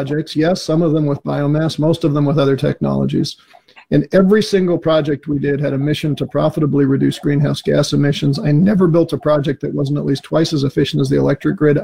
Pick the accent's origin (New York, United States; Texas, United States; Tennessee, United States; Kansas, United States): New York, United States; when I was growing up in New York